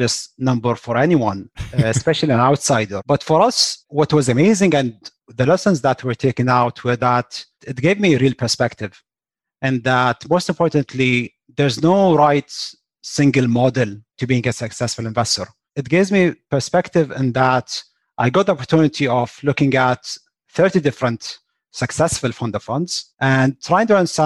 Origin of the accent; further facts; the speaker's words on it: Kuwait; also born or lived in West Lafayette, Indiana, United States; born and raised in Kuwait, went to school in West Lafayette, Indiana, at Purdue specifically.